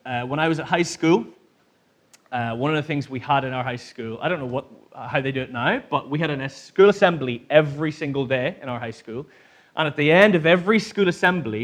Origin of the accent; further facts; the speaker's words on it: Northern Ireland, United Kingdom; now in Manchester, United Kingdom; I grew up in Northern Ireland